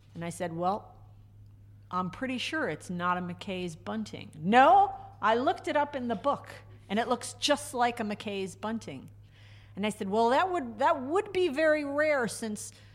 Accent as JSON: {"language": "English", "town": "Groton", "region": "Connecticut", "country": "United States", "tie": "born or raised there", "also_born_or_lived": "Reno, Nevada / West Coast", "moved": "as an adult", "said": "I was not born in Connecticut, but I still kind of think of myself as a Connecticut native because I grew up down in Groton"}